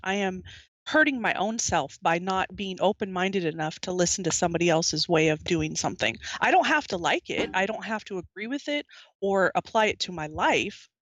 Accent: the South, United States; born there; I was born in the South, but I don't speak like that.

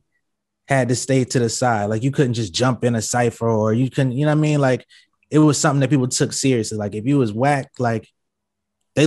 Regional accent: Atlanta, Georgia, United States; also born or lived in New Haven, Connecticut / California; I'm from Atlanta. I was born in Connecticut, New Haven, Connecticut, but I was raised in Atlanta

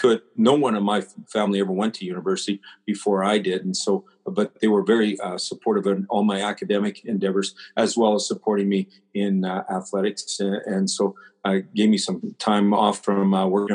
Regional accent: Prince Albert, Saskatchewan, Canada; I was brought up in Prince Albert

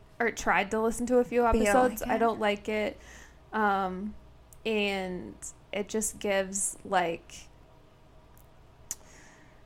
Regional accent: Midwest, United States; accent: Midwestern; When my Midwestern accent comes out real strong.

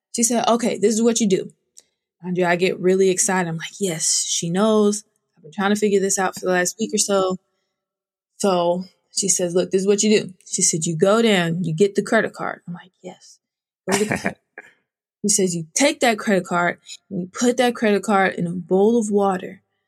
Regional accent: outside of Sacramento, Northern California, United States; I grew up in Northern California, outside of Sacramento on a thousand acre ranch

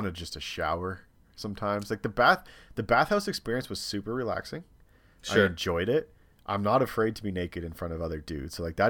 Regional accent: Canada; hey, like, we're from Canada, we're coming, my husband has a lot of tattoos

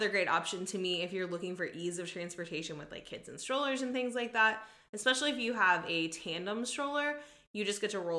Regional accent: Texas, United States; We're from the South. Like, we're from Texas

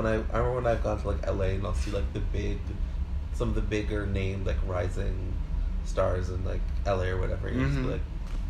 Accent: Canada; for Canadians and us as like Canadian entertainers

